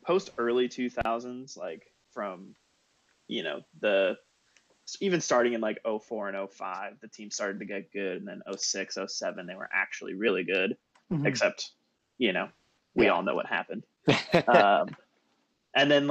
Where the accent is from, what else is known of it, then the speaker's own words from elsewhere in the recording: Toledo, Ohio, United States; I grew up in Toledo